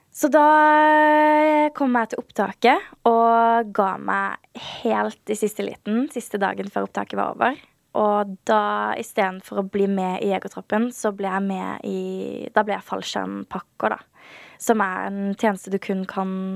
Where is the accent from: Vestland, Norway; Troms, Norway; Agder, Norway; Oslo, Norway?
Agder, Norway; Birkeland; accent: Sørlandet dialect; also born or lived in Kristiansand / Lillesand; Jeg vokste opp på et veldig lite sted som heter Birkeland. Det er 30 minutter unna Kristiansand.